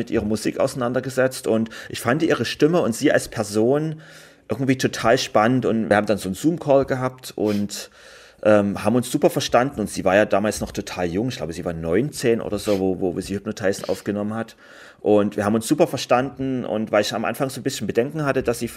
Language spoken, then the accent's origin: German; Germany; die haben mich auch immer mit großen Augen angeguckt, wenn ich gesagt habe, ich komme aus Deutschland